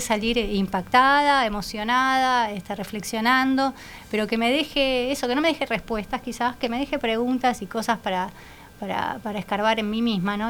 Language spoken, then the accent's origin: Spanish; Argentina; moved away as an adult; now in Uruguay; nací en Uruguay, pero me crié en Argentina, después viví en otros lados y cuando llegué acá eh, hace 12 años